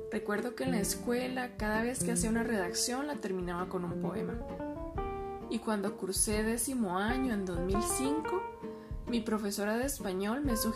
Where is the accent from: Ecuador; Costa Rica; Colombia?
Costa Rica; San Ramón, Alajuela; moved away as an adult; Soy poeta y gestora cultural costarricense.